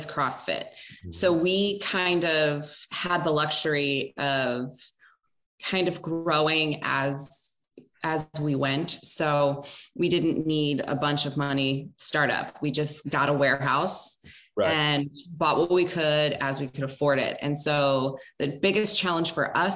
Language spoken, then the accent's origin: English; Baltimore, Maryland, United States; moved away as an adult; now in California, United States; I'm from Baltimore, which is less cool